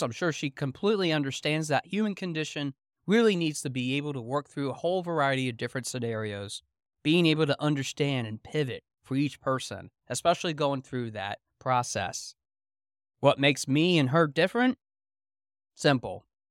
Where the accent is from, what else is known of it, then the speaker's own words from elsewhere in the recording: Pennsylvania Dutch country, United States; growing up in Pennsylvania Dutch country